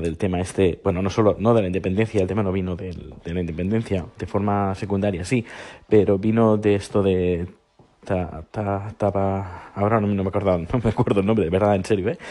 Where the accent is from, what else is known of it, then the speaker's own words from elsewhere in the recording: Navarre, Spain; siendo navarro